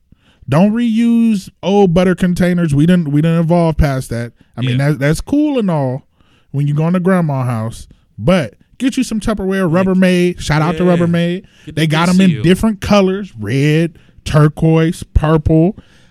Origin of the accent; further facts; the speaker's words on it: Los Angeles, California, United States; I'm from Los Angeles.